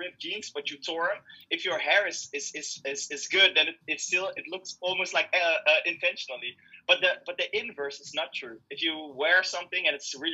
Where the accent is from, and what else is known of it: Netherlands; born or raised there; English is a second language